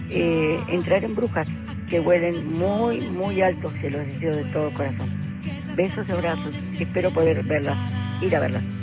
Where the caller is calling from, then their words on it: Villa Luzuriaga, Buenos Aires Province, Argentina; soy mi de Villa Jusuriaga San Justo